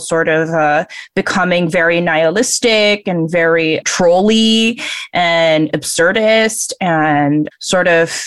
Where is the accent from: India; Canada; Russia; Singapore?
Singapore; moved away; I'm from Southeast Asia, Singapore